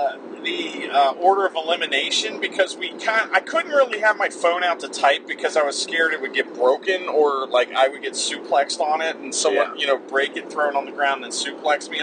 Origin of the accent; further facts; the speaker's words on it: Cincinnati, Ohio, United States; I'm from Cincinnati, man.